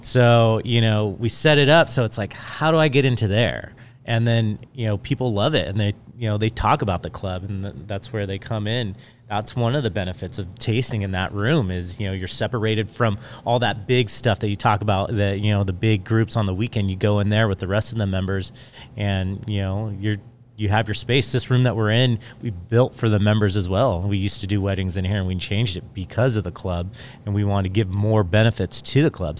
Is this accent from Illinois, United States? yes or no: no; Temecula, California, United States; growing up in Temecula, being here since ninety-two